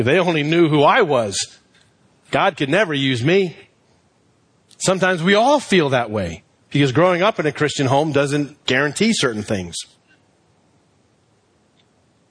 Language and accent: English; Reston, Virginia, United States; Growing up in Reston Bible Church, when we finally built our building, I was like 14 years old